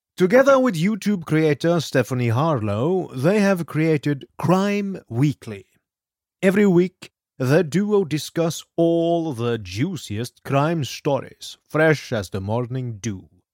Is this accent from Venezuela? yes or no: no; Norway; moved away; I grew up in Norway